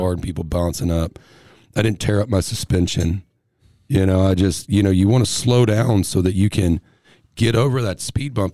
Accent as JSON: {"language": "English", "region": "Texas", "country": "United States", "also_born_or_lived": "Tennessee", "said": "I'm from Texas"}